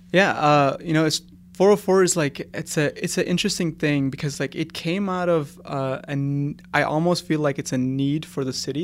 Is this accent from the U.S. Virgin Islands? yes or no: no; India; moved away; I was really lucky to have my dad when I was growing up in India